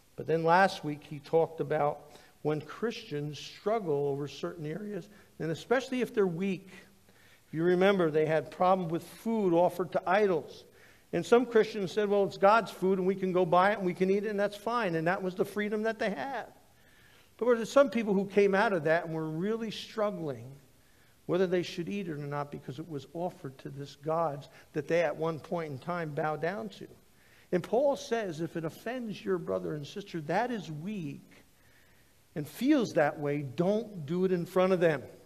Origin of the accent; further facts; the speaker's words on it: United States; growing up in the United States, I had a great history teacher